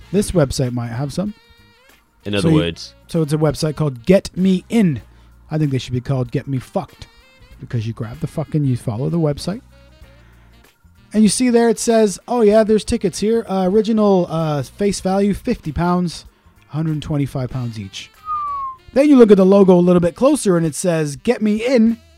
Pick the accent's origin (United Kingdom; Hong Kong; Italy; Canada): United Kingdom; Pontypool, Wales; born there; Oh, yeah, I was born in Pontypool.